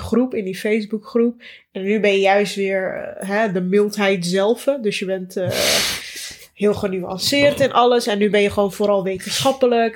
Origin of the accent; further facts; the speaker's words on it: Amsterdam, North Holland, Netherlands; toen ik in Bosselommer woonde, nog bij mijn ouders